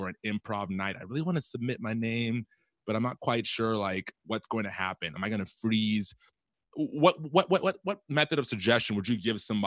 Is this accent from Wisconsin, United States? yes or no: yes; Milwaukee, Wisconsin, United States; I'm from Milwaukee